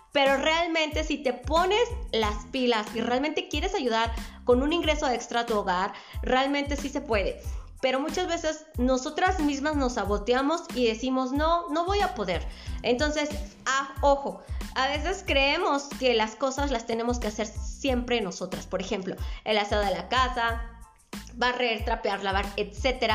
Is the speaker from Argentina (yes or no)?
no; Mexico; Soy de la República Mexicana